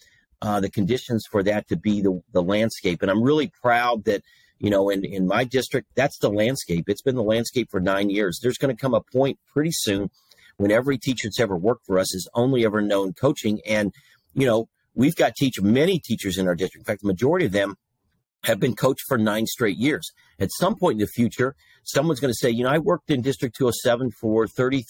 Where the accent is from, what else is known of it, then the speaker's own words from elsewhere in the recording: Princeton, Indiana, United States; moved away as an adult; also born or lived in Greencastle, Indiana; got recruited back to my hometown of Princeton, Indiana